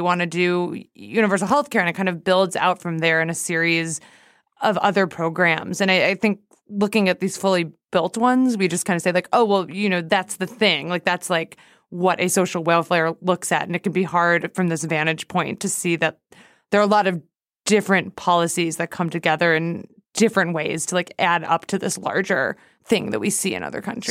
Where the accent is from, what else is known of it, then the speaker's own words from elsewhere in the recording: United States; as American